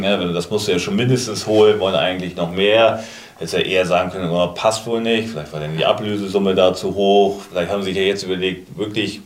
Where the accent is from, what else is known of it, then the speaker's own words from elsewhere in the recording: Kiel, Schleswig-Holstein, Germany; gebürtiger Kieler